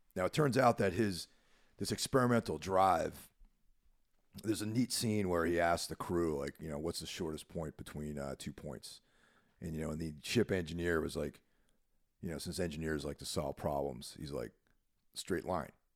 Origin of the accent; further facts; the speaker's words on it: New York, United States; moved away as an adult; now in New Jersey, United States; I consider myself a New Yorker 'cause I was born in New York. Not, not in the city, but in the state, and spent most of my life living there